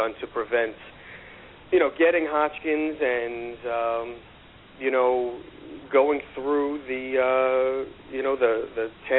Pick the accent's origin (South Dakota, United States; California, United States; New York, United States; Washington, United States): New York, United States; New York City; also born or lived in Long Island; I grew up in Queens